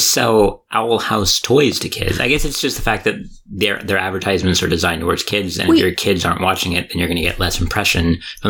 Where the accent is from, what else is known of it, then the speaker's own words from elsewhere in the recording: United States; I am American